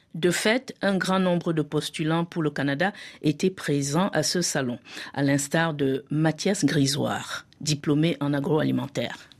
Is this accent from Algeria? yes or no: no; Senegal; now in France; chez moi au Sénégal